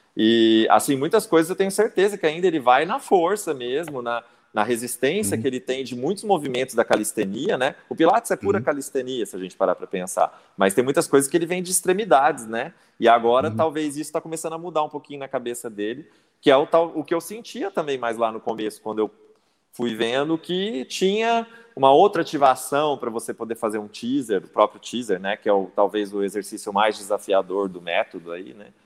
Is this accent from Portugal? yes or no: no; São Paulo, Brazil; moved away as an adult; now in Minas Gerais, Brazil; Eu mudei para Minas há 11 anos, né? Eu sou de São Paulo, capital